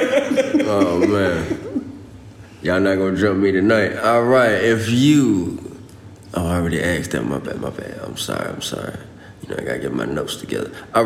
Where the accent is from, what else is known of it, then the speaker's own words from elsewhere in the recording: Texas, United States; I was born in A-Leaf, Texas.